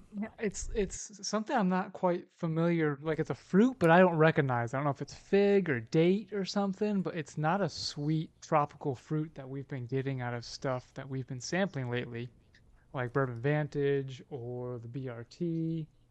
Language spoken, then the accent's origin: English; Alabama, United States; I'm from Alabama